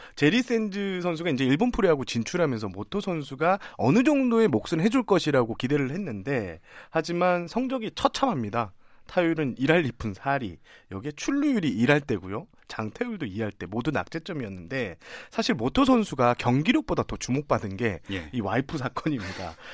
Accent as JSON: {"language": "Korean", "town": "Changwon", "region": "South Gyeongsang", "country": "South Korea", "tie": "born or raised there", "said": "제가 고향이 창원인데"}